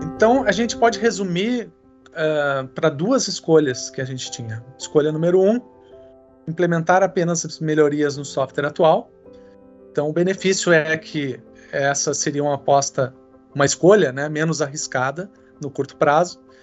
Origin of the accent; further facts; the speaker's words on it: Rio Grande do Sul, Brazil; also born or lived in Porto Alegre; eu sou gaúcho, tenho 49 anos